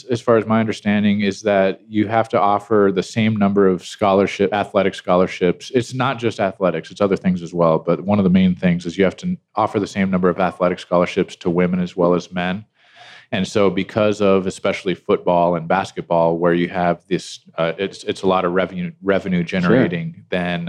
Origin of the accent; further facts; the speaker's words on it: Loveland, Colorado, United States; also born or lived in Tampa, Florida; my extended relatives are from California, yeah. But I was born and raised in Colorado, in Loveland.